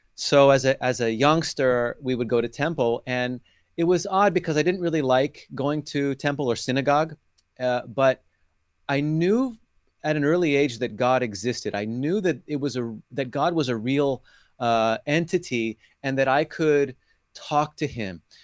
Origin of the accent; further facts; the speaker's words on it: California, United States; now in Tel Aviv, Israel; was born and raised in California, where you are right now